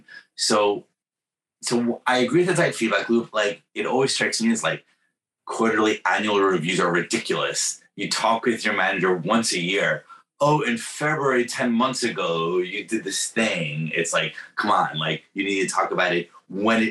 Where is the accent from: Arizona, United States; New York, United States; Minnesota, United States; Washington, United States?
New York, United States; moved away; also born or lived in Bay Area, California; I'm from New York